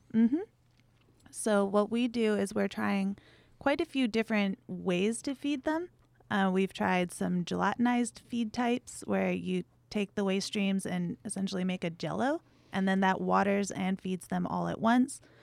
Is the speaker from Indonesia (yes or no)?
no; Big Island of Hawaii, United States; moved away; I'm from the Big Island of Hawaii, hmm. so we've been ranching cattle there. I think for six generations.